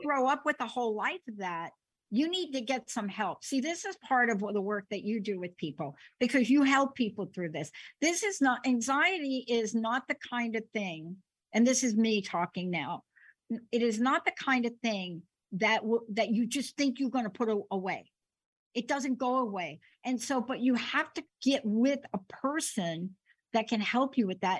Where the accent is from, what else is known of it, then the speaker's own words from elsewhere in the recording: New York City, New York, United States; I'm a kid from the Bronx.